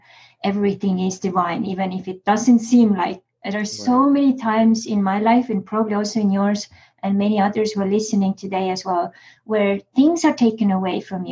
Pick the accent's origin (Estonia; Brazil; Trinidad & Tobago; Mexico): Estonia; now in United States